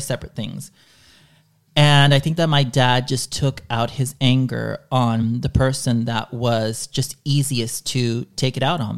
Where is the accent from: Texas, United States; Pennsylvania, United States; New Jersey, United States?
Texas, United States; Dallas; first language Spanish; English is a second language; moved away; the area where I was growing up in Dallas